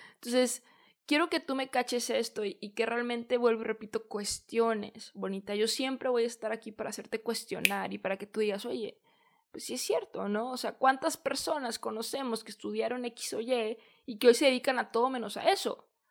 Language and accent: Spanish; Mexico; also born or lived in San Diego, California, United States; Yo soy de México, estudié en San Diego, California